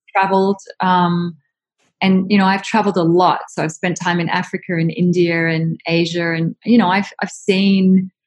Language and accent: English; Australia; moved away; I'm from Australia